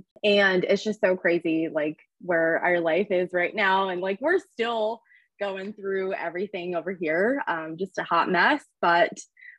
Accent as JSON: {"language": "English", "area": "Orange County", "region": "Southern California", "country": "United States", "tie": "born or raised there", "also_born_or_lived": "San Diego", "said": "I was born and raised in Southern California, Orange County area"}